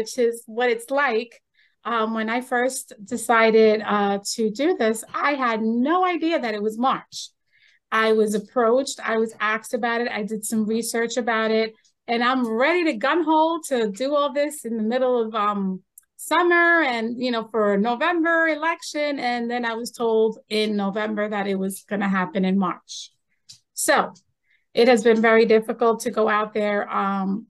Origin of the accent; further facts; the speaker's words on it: Long Island, New York, United States; moved away as an adult; now in Manlius, United States; I came from New York City, well, from Long Island. You can still tell the accent